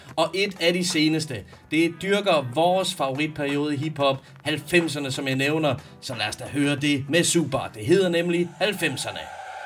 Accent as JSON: {"language": "Danish", "country": "Denmark", "said": "Jeg er vaskægte dansker, måske tredje, fjerde generations indvandrer"}